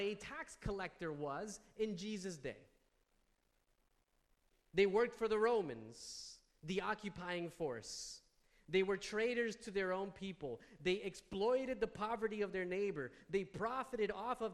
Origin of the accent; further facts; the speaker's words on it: New Jersey, United States; I'm from New Jersey